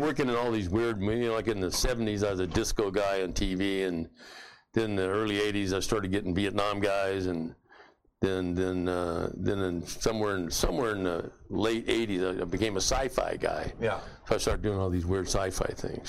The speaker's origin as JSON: {"language": "English", "town": "San Diego", "region": "California", "country": "United States", "said": "I went down back home to San Diego and worked construction and stuff"}